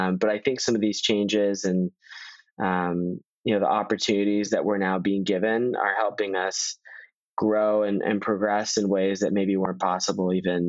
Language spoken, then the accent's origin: English; Virginia, United States; in my ward, I'm a local, I'm from Northern Virginia